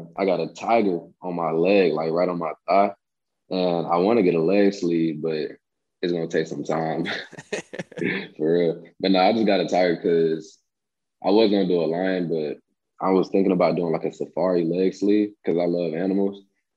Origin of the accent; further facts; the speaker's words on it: Rockledge, Florida, United States; I got my city, so it's Rockledge, and that's where I'm from.